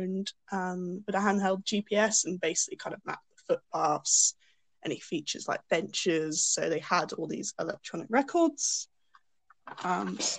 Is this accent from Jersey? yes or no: yes; Jersey; growing up here is definitely sort of a unique experience